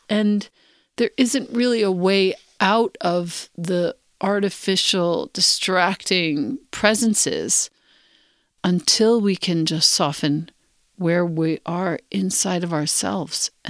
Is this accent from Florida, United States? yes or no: no; Los Angeles, California, United States; Growing up in Los Angeles, a city dominated by artificial light, Cell phones, colorful billboards, shiny marketing ads, and a culture of wealth overlapping deep poverty.